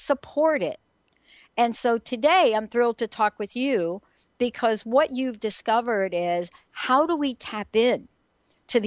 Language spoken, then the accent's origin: English; New Jersey, United States; moved away as an adult; now in Seattle, United States; I'm also from New Jersey